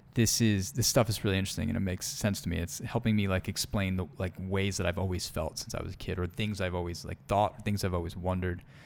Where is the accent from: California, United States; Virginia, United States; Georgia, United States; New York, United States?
New York, United States; Long Island; moved away; I am from the East Coast originally, Long Island, New York. born and raised.